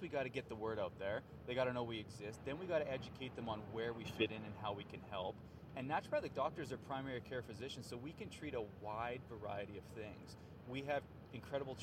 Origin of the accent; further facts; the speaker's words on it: Canada; I'm a Canadian born and raised